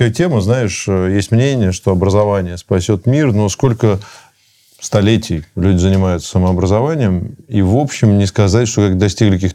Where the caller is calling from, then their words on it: Moscow, Russia; я из Москвы вам звоню.